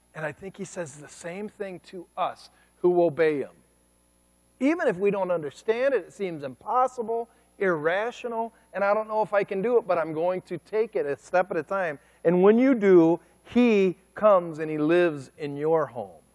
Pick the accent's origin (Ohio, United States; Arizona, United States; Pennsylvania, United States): Ohio, United States; Cleveland; moved away as an adult; now in Kent City, United States; I'm from Cleveland, Ohio.